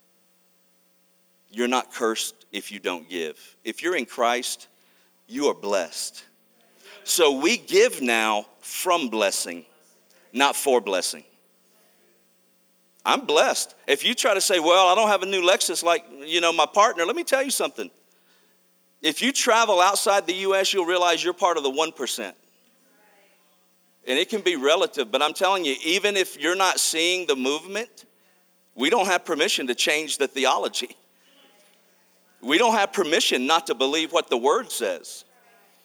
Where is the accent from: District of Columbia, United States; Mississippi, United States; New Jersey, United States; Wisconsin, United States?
Mississippi, United States; also born or lived in Arkansas; I was born in Arkansas, raised in Mississippi